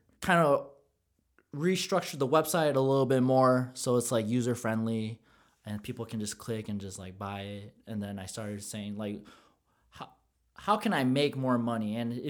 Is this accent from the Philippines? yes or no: yes; Philippines; You know what, to go back on the favorite part of the Filipino culture, it's how we can blend in anywhere. Bro, we can go in any nationality and blend in, and we're cool with everyone.